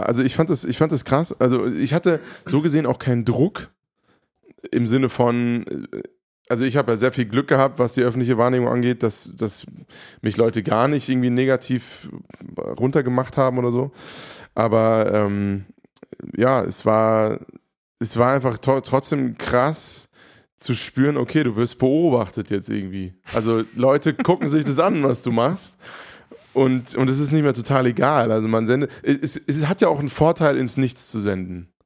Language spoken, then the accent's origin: German; Hofheim, Germany; in Hofheim, meiner, meiner Heimatstadt